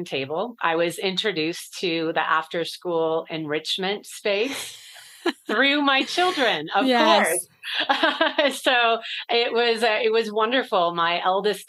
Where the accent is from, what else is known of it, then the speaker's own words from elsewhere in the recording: California, United States; now in Denver, United States; I live here in Denver, Colorado. I'm originally from California